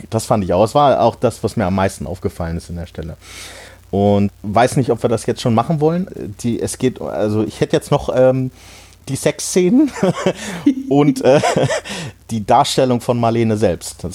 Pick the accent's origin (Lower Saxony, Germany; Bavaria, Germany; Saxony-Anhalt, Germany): Lower Saxony, Germany; Hanover; neben Hannover, äh, wo ich herkomme